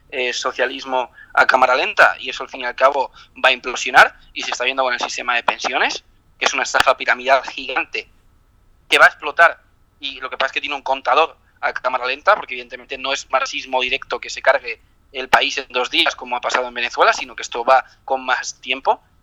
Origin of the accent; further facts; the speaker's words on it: Spain; como ciudadano español